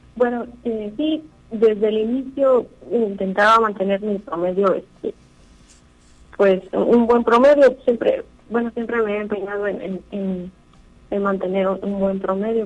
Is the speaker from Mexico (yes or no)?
yes; Tamazunchale, San Luis Potosí, Mexico; soy de Tamazunchale, aquí en el centro